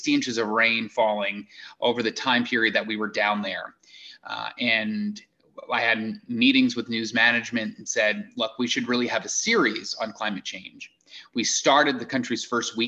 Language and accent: English; Eastern Long Island, New York, United States; moved away as an adult; also born or lived in Rochester / Boston, Massachusetts; now in Iowa, United States; I grew up on Eastern Long Island